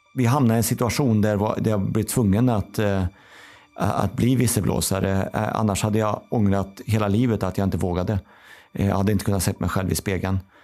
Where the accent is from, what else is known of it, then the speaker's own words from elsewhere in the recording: Kil, Värmland, Sweden; moved away; also born or lived in Karlstad; där jag kommer ifrån då, eh, Karlstad, Kil